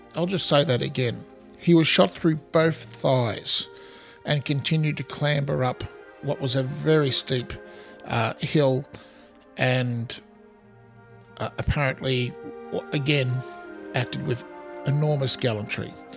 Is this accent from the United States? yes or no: no; Australia; accent: Australian; as you can hear from my accent, I'm in Australia